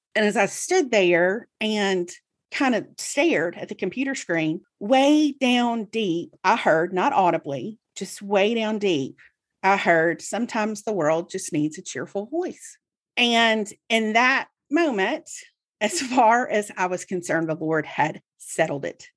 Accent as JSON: {"language": "English", "region": "Mississippi", "country": "United States", "tie": "born or raised there", "said": "I grew up in Mississippi, and so I read the Clarion Ledger every day, Jackson's newspaper"}